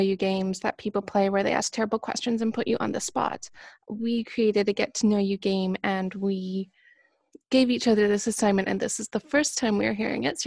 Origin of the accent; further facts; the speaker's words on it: Canada; moved away as an adult; also born or lived in Toronto; I am from Canada, which you may or may not have been able to guess from my accent